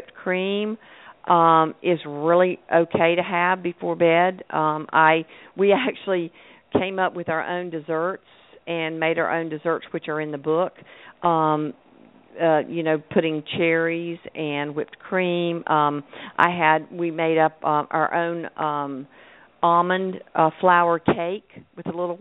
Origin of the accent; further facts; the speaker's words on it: North Carolina, United States; moved away; I'm from North Carolina